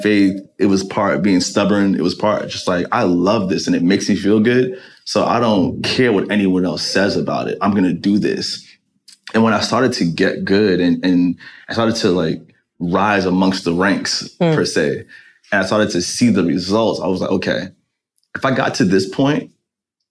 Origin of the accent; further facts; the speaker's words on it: New York City, New York, United States; as a kid growing up in Jamaica, Queens